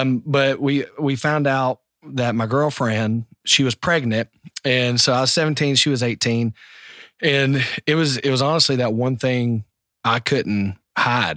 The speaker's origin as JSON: {"language": "English", "region": "South Carolina", "country": "United States", "said": "I'm from South Carolina"}